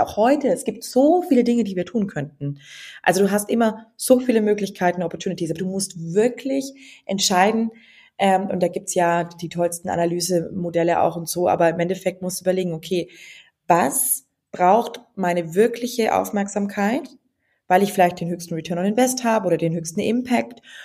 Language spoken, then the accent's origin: German; near Nuremberg-Ansbach, Franconia, Bavaria, Germany; moved away as an adult; also born or lived in Passau / England; ich komme aus der Nähe von Nürnberg-Ansbach und bin da quasi sehr ländlich aufgewachsen